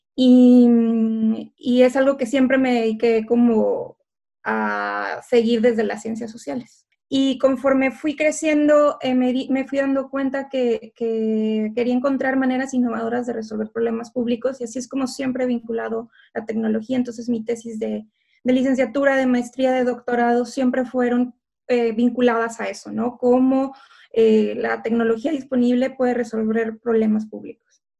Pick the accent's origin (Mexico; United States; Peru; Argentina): Mexico; Ciudad Victoria, Tamaulipas; moved away as an adult; now in Cambridge, United Kingdom; Nací y crecí en Ciudad Victoria, Tamaulipas